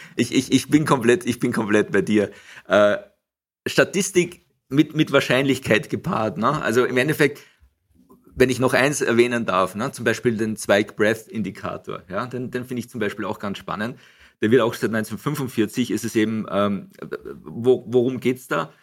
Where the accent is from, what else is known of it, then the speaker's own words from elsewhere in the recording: Gmunden, Upper Austria, Austria; moved away as an adult; also born or lived in Frankfurt; Ich bin hier in Gmunden aufgewachsen